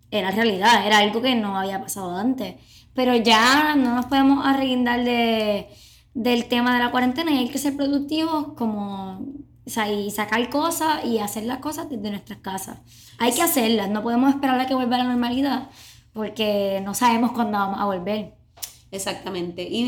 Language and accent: Spanish; Puerto Rico